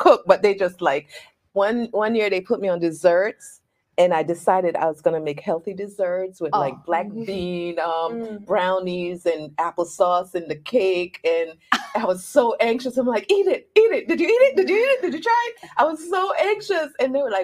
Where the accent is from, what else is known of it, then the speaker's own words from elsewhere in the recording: Jamaica; moved away; we're from Jamaica.